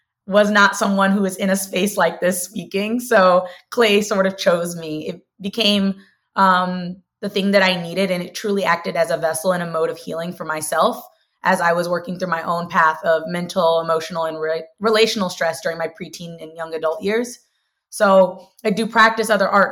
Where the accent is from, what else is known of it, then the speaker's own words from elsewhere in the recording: St. Louis, Missouri, United States; I'm originally from St. Louis, Missouri, born and raised in South City